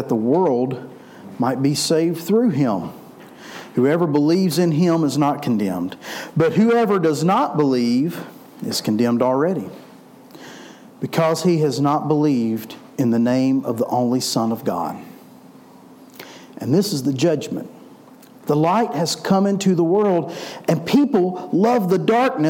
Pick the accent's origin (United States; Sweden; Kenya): United States; Memphis, Tennessee; I'm from Memphis, so we like basketball in Memphis